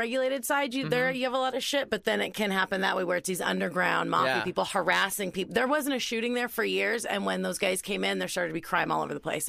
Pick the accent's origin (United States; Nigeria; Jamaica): United States; Los Angeles, California; now in New York, United States; I grew up in Los Angeles, though.